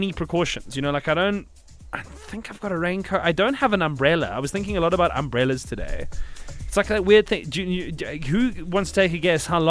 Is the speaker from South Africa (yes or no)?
yes; South Africa; as a South African